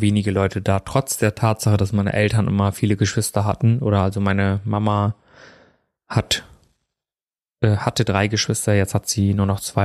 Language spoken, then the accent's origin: German; Germany; also born or lived in India; Ich bin ja in Indien geboren und bin ja relativ früh, also knapp unter zwei war ich, wo ich hier nach Deutschland gekommen bin und bin ja auch hier aufgewachsen